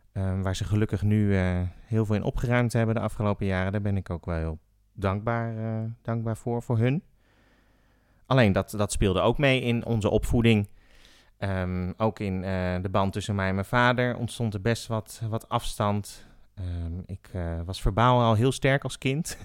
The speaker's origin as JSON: {"language": "Dutch", "town": "The Hague", "region": "South Holland", "country": "Netherlands", "tie": "born or raised there", "said": "Ik ben geboren in Den Haag"}